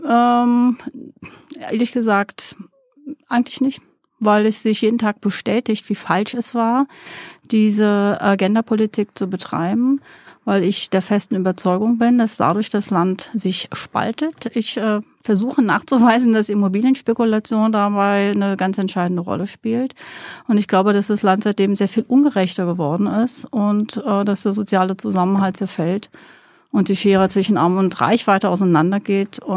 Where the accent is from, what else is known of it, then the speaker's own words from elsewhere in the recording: Rhineland-Palatinate, Germany; Ähm, ich bin in Neuwied geboren und in einem äh, kleineren, kleinen Stadt, in einem Dorf aufgewachsen, männlich, obermännlich, um genau zu sein.